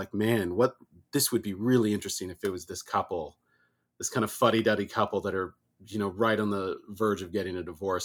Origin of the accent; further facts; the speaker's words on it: California, United States; I'm from California too